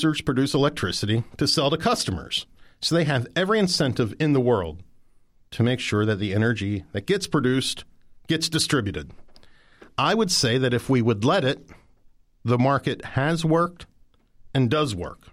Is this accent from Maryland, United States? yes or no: yes; Mount Savage, Maryland, United States; I'm, by the way, from Mount Savage, Maryland